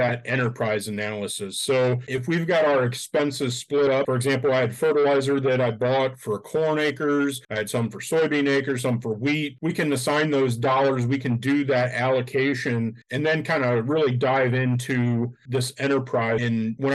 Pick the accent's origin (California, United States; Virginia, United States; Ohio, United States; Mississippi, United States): Ohio, United States; Northwest; being from Northwest Ohio myself